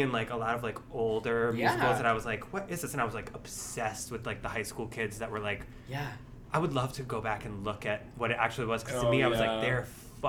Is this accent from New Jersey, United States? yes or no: yes; New Jersey, United States; I grew up in New Jersey, dirty Jersey, so close to the city, but another world away, you know, just like 20 minutes over the bridge.